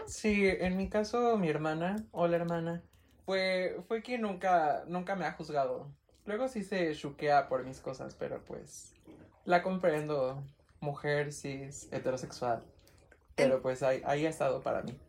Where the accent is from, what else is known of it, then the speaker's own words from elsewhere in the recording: Mexico; México, este, clase media baja